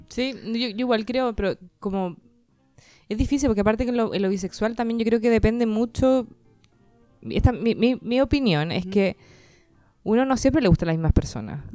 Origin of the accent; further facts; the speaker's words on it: Chile; soy chilena